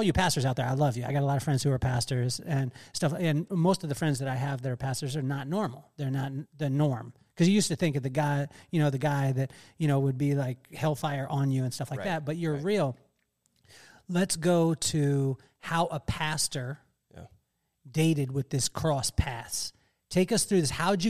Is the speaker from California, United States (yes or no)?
yes; Lompoc, California, United States; You did catch Lompoc, though. I'm from Lompoc, so.